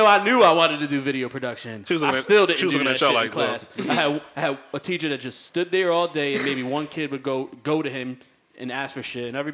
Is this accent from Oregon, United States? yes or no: no; Waterbury, Connecticut, United States; I grew up on Plaza Avenue, right off of Willow. I was two streets away from going to Wilby